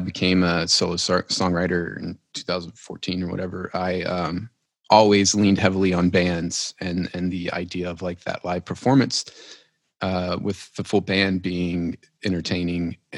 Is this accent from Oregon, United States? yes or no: no; Tioga, Louisiana, United States; moved away as an adult; also born or lived in Lafayette, Louisiana; I'm originally from a small town